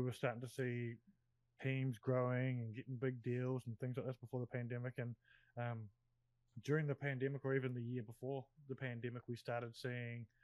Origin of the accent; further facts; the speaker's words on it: New Zealand; me being a Kiwi